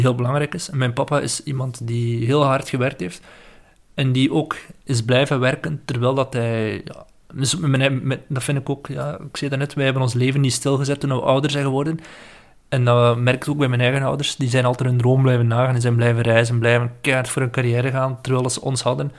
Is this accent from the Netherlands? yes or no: no; West Flanders, Belgium; moved away as an adult; now in Ghent, Belgium; ik kom uit West-Vlaanderen